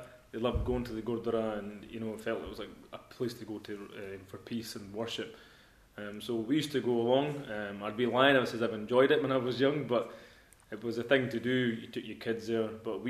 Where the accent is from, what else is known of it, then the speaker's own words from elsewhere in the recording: Edinburgh, Scotland, United Kingdom; I was brought up in Edinburgh, actually in Leith, lived in Leith all my life